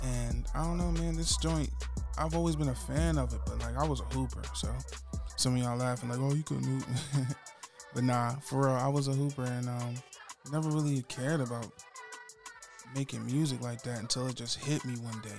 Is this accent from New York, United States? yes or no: no; Salisbury, Maryland, United States; I was born in Salisbury, Maryland.